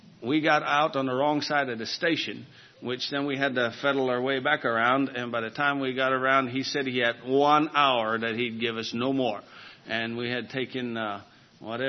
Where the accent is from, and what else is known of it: United States